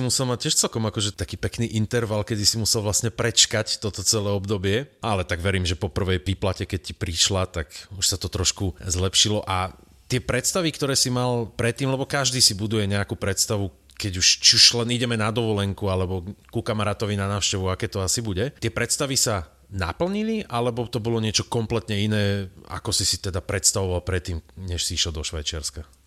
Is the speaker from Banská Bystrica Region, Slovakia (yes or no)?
yes; Veľký Krtíš, Banská Bystrica Region, Slovakia; ja som z Veľkého Krtiša